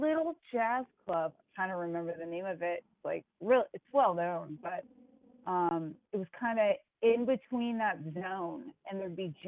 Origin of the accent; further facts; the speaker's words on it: United States; moved away as an adult; also born or lived in Boston; growing up near New York City